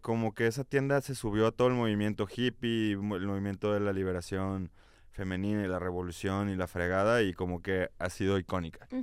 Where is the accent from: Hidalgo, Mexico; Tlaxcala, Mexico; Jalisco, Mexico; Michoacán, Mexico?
Jalisco, Mexico; Guadalajara; y yo somos de Guadalajara